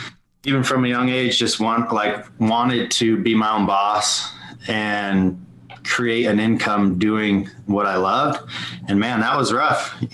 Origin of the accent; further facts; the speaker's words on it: West Jordan, Utah, United States; also born or lived in California; I grew up right here in West Jordan, Utah. It's right in the Salt Lake City Valley, just south of Salt Lake.